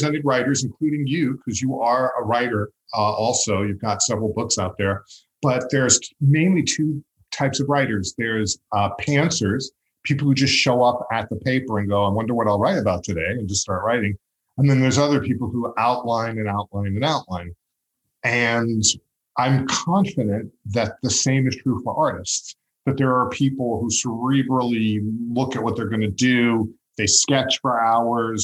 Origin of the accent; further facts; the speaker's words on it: Long Island, New York, United States; growing up on Long Island